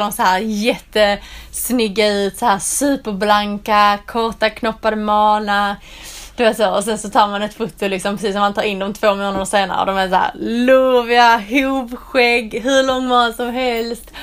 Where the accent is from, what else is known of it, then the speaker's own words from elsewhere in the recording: southern Skåne, Sweden; moved away as an adult; now in England; Det där jag kommer från nere i södra Skåne, det är liksom platt som en pannkaka.